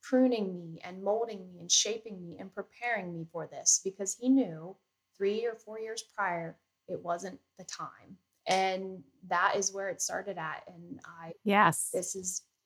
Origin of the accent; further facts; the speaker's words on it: Johnstown, Pennsylvania, United States; I am from the Johnstown, Pennsylvania area. I was born and raised here my whole life